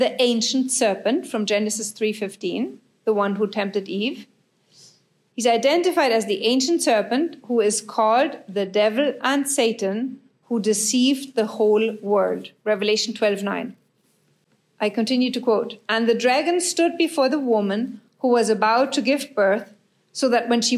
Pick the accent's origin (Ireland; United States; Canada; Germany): Germany; I'm from Germany